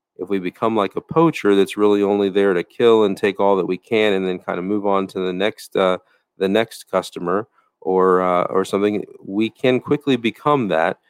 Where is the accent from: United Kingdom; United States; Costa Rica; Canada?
United States